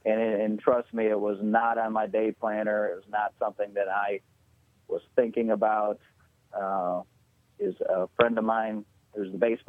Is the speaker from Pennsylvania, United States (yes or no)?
no; South Dakota, United States; I grew up in South Dakota, and I hadn't been home in about 4 years.